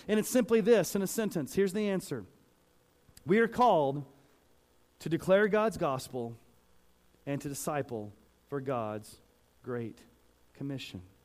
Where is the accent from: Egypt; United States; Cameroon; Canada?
United States; Texas; now in Colorado, United States; I grew up saying y'all because I grew up in Texas and sometimes it still comes out